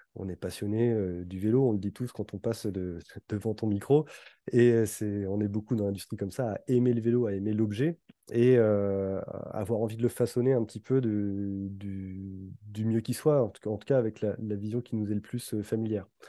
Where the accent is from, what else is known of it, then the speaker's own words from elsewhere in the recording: Brittany, France; moved away; ma région d'origine mmh. et, plus précisément vers, la Bretagne